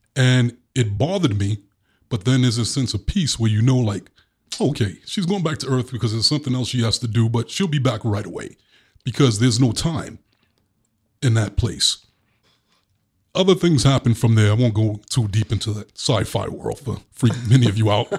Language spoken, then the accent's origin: English; New York City, New York, United States; accent: Brooklyn; my Brooklyn accent